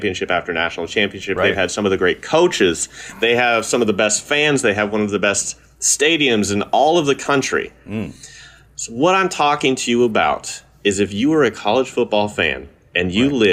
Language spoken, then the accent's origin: English; Kansas City, United States; is my hometown Kansas City Chiefs.